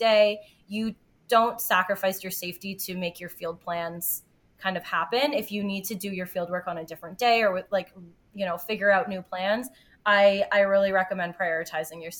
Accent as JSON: {"language": "English", "region": "Ontario", "country": "Canada", "tie": "born or raised there", "said": "I grew up in Ontario, and so my cottage is on the Great Lakes, and I grew up swimming there"}